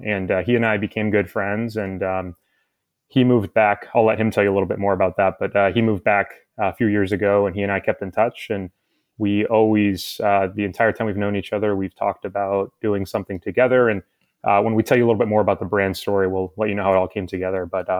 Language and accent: English; Midwest, United States; also born or lived in Peru; So I'm from Peru originally, and I moved to the U.S. when I was was 3 years old, and I've lived in the U.S. most of my life, and I spent a career prior to this. So I grew up in the Midwest